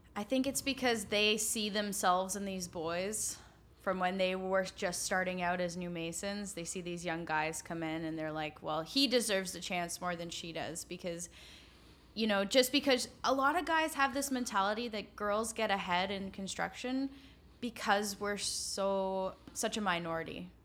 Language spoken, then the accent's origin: English; Guelph, Ontario, Canada; I'm from Guelph